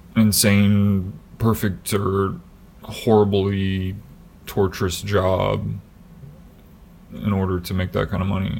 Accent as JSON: {"language": "English", "town": "Des Moines", "region": "Iowa", "country": "United States", "tie": "born or raised there", "moved": "as an adult", "said": "even when we were back home as we call it because that's where we were raised in Des Moines, like the Des Moines area."}